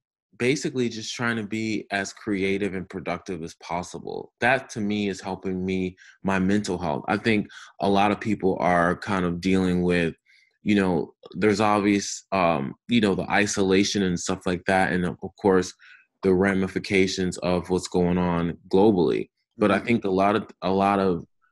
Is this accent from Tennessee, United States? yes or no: no; Albany, New York, United States; moved away; also born or lived in Los Angeles; I am originally from upstate New York, from Albany